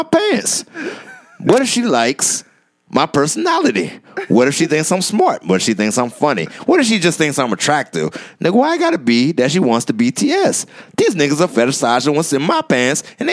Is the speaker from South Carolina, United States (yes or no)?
yes; Goose Creek, South Carolina, United States; Goose Creek, South Carolina.